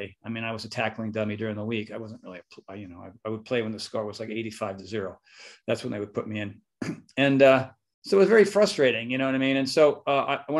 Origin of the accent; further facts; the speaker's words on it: Northeast, United States; now in California, United States; Philly, Jersey, New York, Connecticut, Massachusetts, the East, the Northeast. We're a very opinionated, stressed